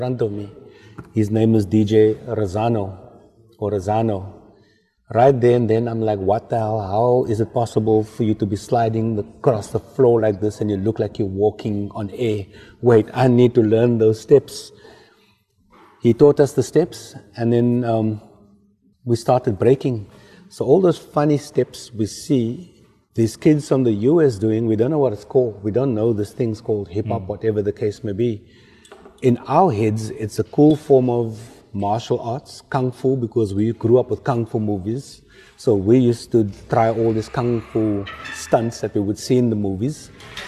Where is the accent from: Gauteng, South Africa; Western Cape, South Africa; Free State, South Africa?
Western Cape, South Africa; Cape Town; also born or lived in Mitchells Plain; I grew up with in District 6, the traditional sounds, the Guma music